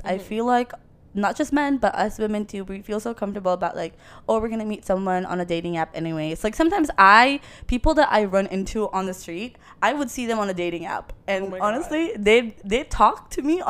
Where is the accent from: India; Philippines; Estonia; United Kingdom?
Philippines; now in Canada; I'm Filipino